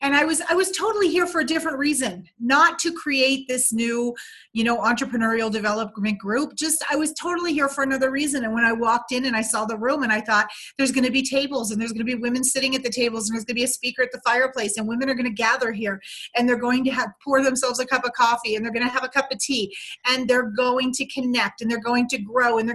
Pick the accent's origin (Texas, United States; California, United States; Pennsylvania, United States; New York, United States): Pennsylvania, United States; Pocono area, northeastern; I was born in Pennsylvania, northeastern Pennsylvania. It was considered the Pocono area of Pennsylvania. And I was born in 1964, so I'm 54. And I grew up in kind of this really small town.